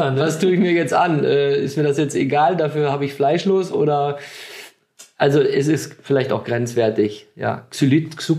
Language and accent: German; Germany; wir also, als Deutsche